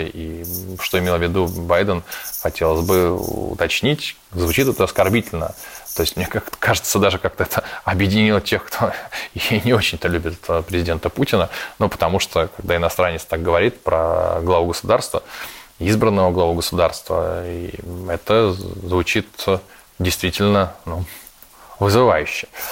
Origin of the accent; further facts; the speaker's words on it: Russia; мы тут из России